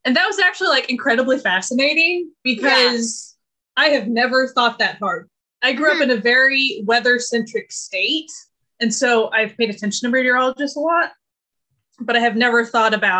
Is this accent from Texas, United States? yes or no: no; Oklahoma, United States; now in South Korea; I grew up in Oklahoma